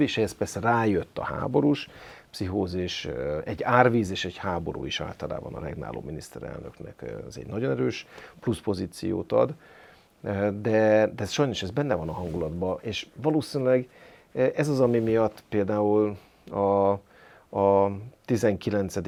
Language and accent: Hungarian; Hajdú-Bihar, Hungary; moved away; én is vidéki gyerek vagyok, én Jó. bihari gyerek vagyok, Jó. ízig-vérig vidéki vagyok